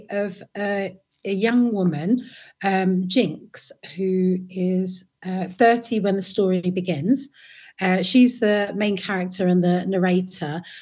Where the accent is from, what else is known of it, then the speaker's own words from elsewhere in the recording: London, United Kingdom; also born or lived in Potters Bar / Waltham Forest; I was born in Potter's Bar, and uh, my mum moved to London when I was about one. And then I lived and grew up in uh, Hackney